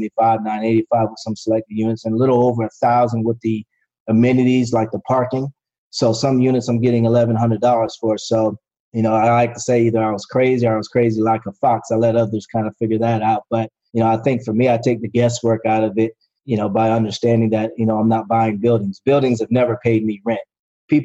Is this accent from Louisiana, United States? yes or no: no; Florida, United States; I'm from Florida, so we're big on Publix